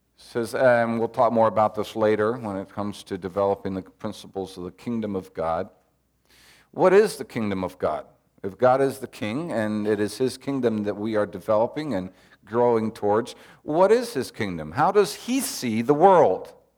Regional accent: Peru; I'm serving the Lord in my home country 'cause I was born in Peru and I'm Peruvian

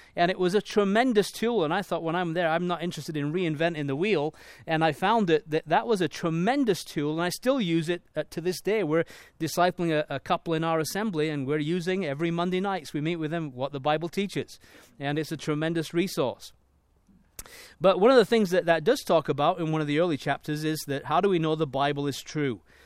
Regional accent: Leeds, Yorkshire and the Humber, United Kingdom; moved away; I was born in Leeds, in England

